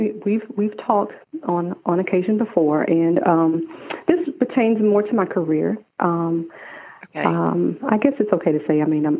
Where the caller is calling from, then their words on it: Atlanta, Georgia, United States; I am calling from Atlanta, Georgia.